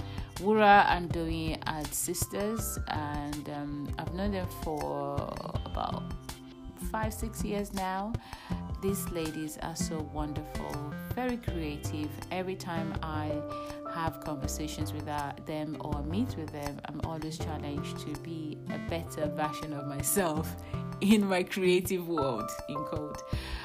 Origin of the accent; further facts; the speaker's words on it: Nigeria; now in United Kingdom; we're all Nigerians, and I think all of us were born outside Europe. So we're all born in Nigeria